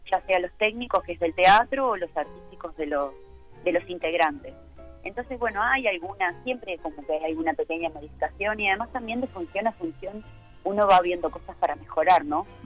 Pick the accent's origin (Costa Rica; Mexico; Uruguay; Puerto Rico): Uruguay; acá además también nosotros somos uruguayos, ¿no?